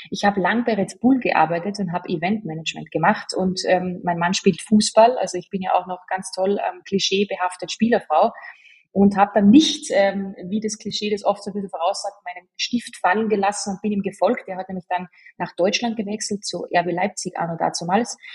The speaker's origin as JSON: {"language": "German", "region": "Salzburg", "country": "Austria", "accent": "Salzburg dialect", "said": "Ich bemühe mich, schön zu sprechen. Ähm, ich bin ja Salzburgerin und habe dann auch dementsprechend ein bisschen ein Dilekt"}